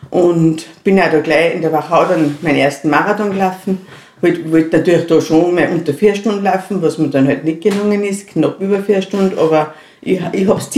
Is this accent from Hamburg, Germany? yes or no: no; Bavaria, Germany; Ja, ich war verheiratet, ich war Bayerin, ich habe drei Kinder gehabt